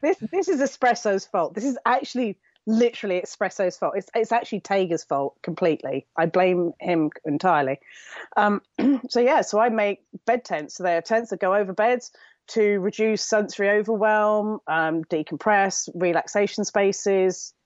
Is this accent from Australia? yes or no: no; United Kingdom; I'm typical Brit